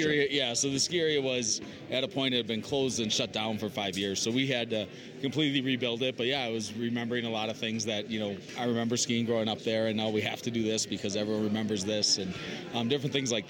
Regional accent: Wisconsin, United States; I'm from Wisconsin. I learned to ski at a very small ski resort outside Milwaukee

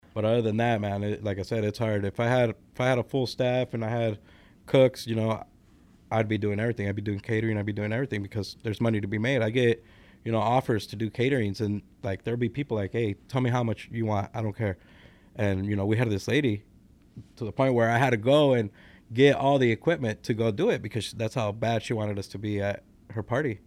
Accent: Las Vegas, Nevada, United States; moved away as an adult; also born or lived in California; now in Lombard, United States; I was born in California, but I was raised in, uh, Las Vegas, Nevada

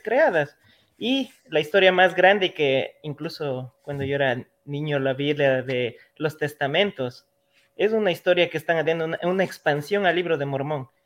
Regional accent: Ecuador; en mi país, en Ecuador

